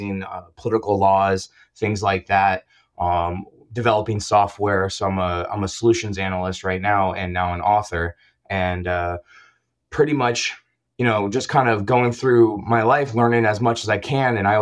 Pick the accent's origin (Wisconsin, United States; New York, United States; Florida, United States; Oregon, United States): Florida, United States; Orlando; I got into going to the rave scene when I was growing up in Orlando, Florida